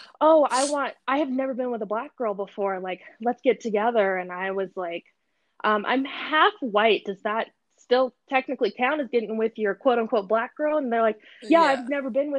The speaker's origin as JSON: {"language": "English", "town": "Aurora", "region": "Colorado", "country": "United States", "tie": "born or raised there", "said": "I grew up in Aurora, so there's like everybody there."}